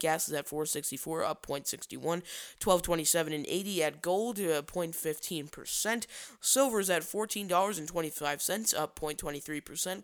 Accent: Chicago, Illinois, United States; down here in my hometown of Chicago

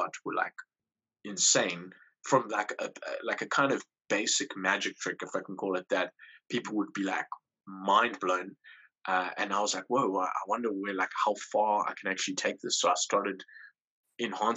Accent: Port Elizabeth, Eastern Cape, South Africa; I'm from South Africa. I'm from a place in South Africa called Port Elizabeth. It's like a big town, small city type of situation.

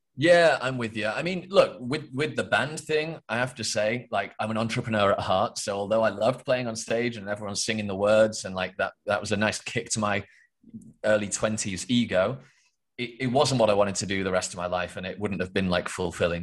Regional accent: England, United Kingdom; I am from England, the UK

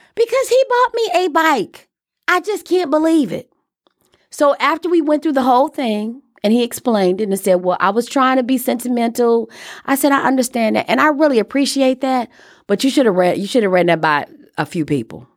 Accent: Chicago, Illinois, United States; Growing up in Chicago

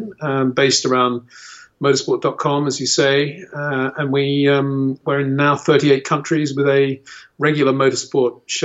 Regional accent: Australia; moved away as an adult; now in England; I was raised in Australia at the local racetrack

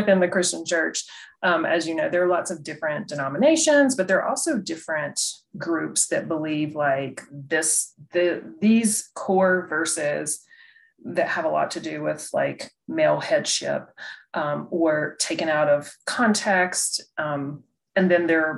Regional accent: North Carolina, United States; I grew up in the South and in North Carolina, little town, little church

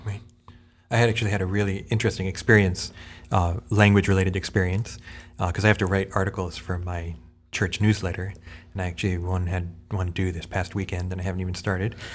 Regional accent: United States; as an American

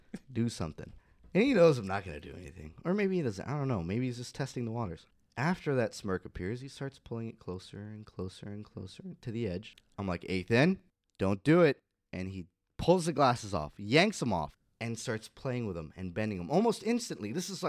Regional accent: California, United States; now in Southern California, United States; And I came from Northern California. When I first got here, I was like, God, people are so inconsiderate.

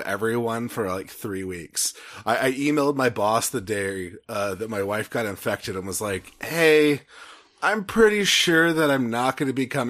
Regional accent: Texas, United States; I'm from Texas.

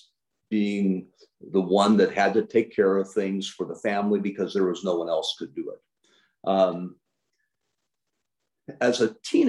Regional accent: Imperial Valley, California, United States; also born or lived in Santa Ana, California / Anaheim, California; I was born in Santa Ana, California, which is a town right next to Anaheim, California. So, you know, right near Disneyland before it opened. And then we moved down to the Imperial Valley

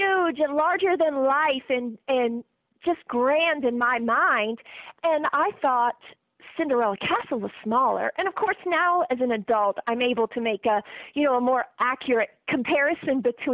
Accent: West Coast, United States; I'm actually from the West Coast

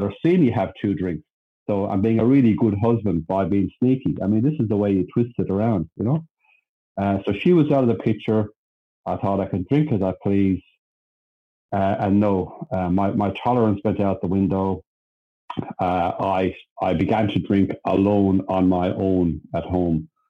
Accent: Ireland; now in Sydney, Australia; I'm Irish, by the way. I was born in Ireland.

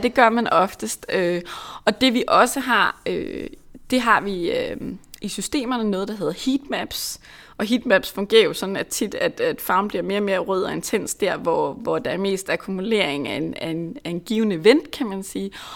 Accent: Lolland, Zealand, Denmark; nu er jeg selv fra Lolland, og mine forældre bor langt ude på landet

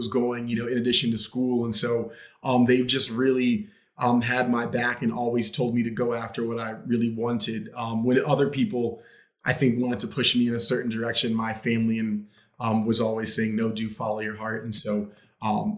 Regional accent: Southern Maryland, United States; moved away as an adult; also born or lived in Washington, D.C.; now in Los Angeles, United States; I grew up in Southern Maryland and went to school in Washington, D.C.

